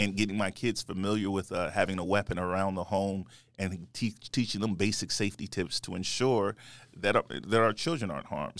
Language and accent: English; United States; I grew up in, um, in America